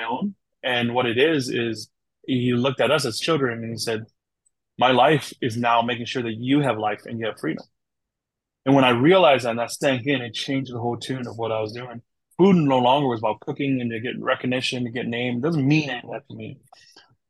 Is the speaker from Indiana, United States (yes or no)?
no; Wisconsin, United States; also born or lived in Thailand / St. Paul, Minnesota; I'm a Wisconsin boy originally. I'm from Wisconsin, so I'm a Wisconsin boy